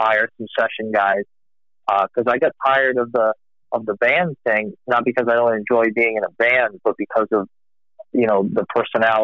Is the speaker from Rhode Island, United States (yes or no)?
yes; Warwick, Rhode Island, United States; I grew up in Warwick, Rhode Island. I'm actually not from Texas